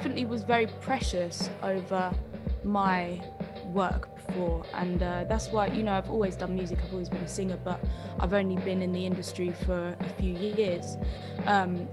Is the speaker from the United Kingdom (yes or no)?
yes; United Kingdom; now in London, United Kingdom; we're British